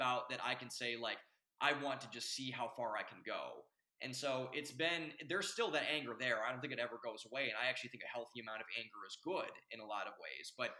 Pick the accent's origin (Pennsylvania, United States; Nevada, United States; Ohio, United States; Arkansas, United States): Ohio, United States; I'm from Ohio